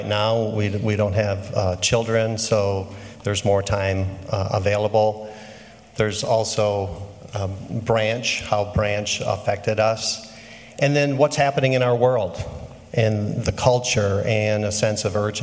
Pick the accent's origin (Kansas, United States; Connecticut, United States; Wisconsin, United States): Wisconsin, United States; Manawa; I'm from central Wisconsin, a small town called Manawa